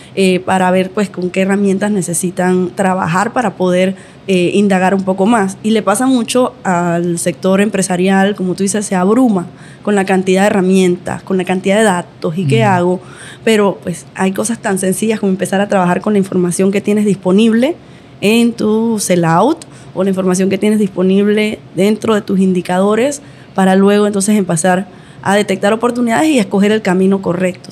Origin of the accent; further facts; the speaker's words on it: Panama; tengo 36, soy panameña